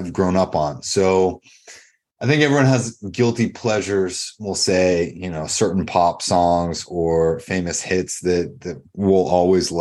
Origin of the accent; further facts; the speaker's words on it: Dover, New Hampshire, United States; I grew up in Dover, New Hampshire